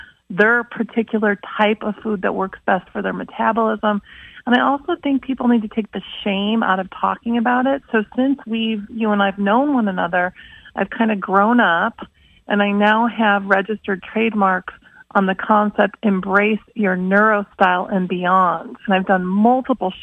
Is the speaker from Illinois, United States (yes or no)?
yes; Schaumburg, Illinois, United States; moved away; I grew up in Schaumburg, Illinois.